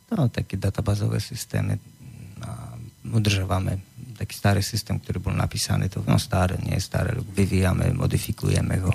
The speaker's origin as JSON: {"language": "Slovak", "country": "Poland", "tie": "born or raised there", "also_born_or_lived": "Giżycko, Poland", "second_language": "Slovak", "moved": "as an adult", "lives_now": "Slovakia", "said": "v Polsku som do, do 20. V, v tom meste malom som bol do 15, potom som chodil na technickú školu"}